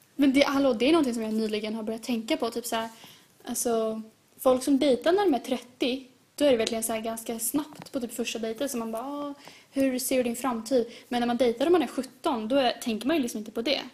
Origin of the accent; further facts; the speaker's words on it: Sweden; jag vill att mina barn ska växa upp i Sverige precis som mig